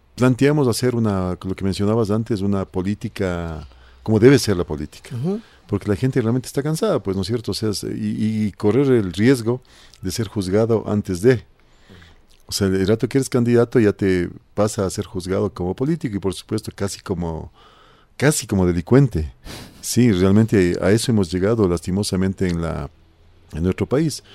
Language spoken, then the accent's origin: Spanish; Conocoto, Pichincha, Ecuador; He visto desarrollarse a la parroquia eh, desde cuando teníamos, era un pueblito, realmente una parroquia rural, ahora Conocoto casi es una parroquia